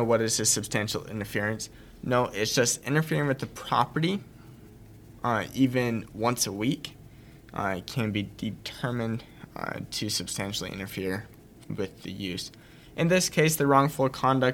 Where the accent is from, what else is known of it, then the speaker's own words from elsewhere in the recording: Utah, United States; I'm from Utah